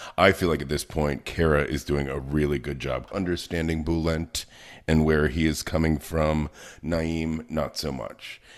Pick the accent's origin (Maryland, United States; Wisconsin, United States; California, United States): Maryland, United States; Baltimore; I come from Baltimore